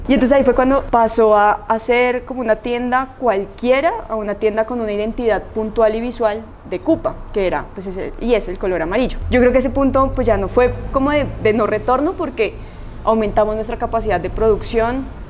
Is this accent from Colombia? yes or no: yes; Colombia; como colombianos